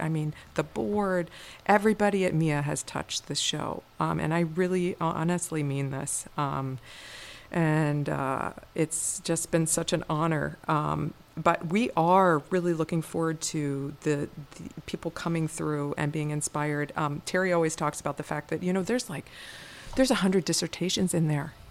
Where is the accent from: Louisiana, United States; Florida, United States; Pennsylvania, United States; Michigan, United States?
Pennsylvania, United States; Gettysburg; now in Minnesota, United States; I grew up in um, at, on a farm outside of Gettysburg, Pennsylvania